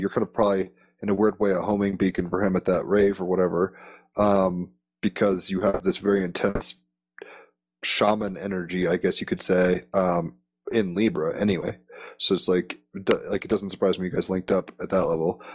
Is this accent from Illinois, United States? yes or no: no; Richmond, Virginia, United States; I used to grow up in Richmond, Virginia.